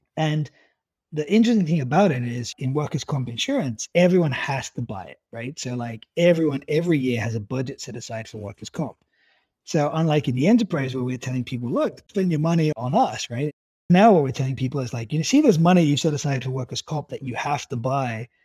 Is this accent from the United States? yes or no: no; United Kingdom; being British